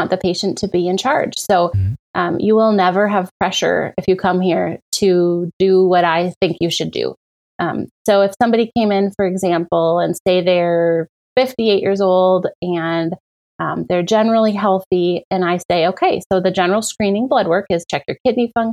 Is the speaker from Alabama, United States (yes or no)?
no; Menominee, Michigan, United States; now in Appleton, United States; I grew up in Menominee